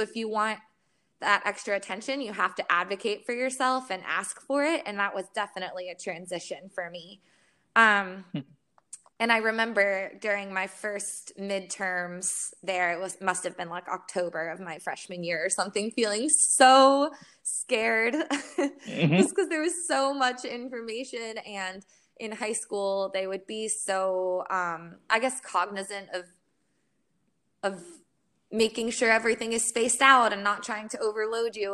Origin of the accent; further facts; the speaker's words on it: Florida, United States; moved away as an adult; I'm from Florida